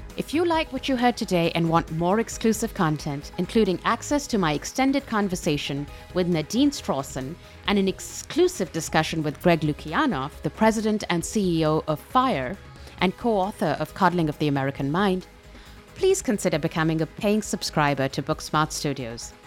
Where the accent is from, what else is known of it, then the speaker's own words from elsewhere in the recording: Pakistan; moved away; I come from Pakistan